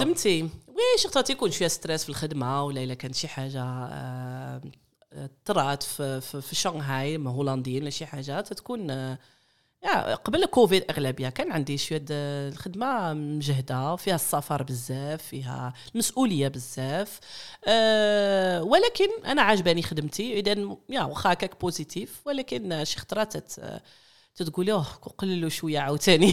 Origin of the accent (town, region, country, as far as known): Netherlands; born or raised there; moved away as an adult; also born or lived in Morocco; now in Shanghai, China